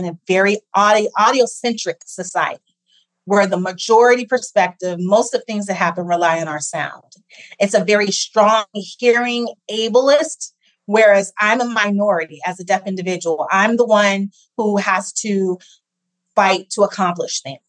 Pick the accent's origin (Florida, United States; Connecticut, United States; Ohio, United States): Ohio, United States; also born or lived in Massachusetts; I grew up in Ohio, so I'm a Midwesterner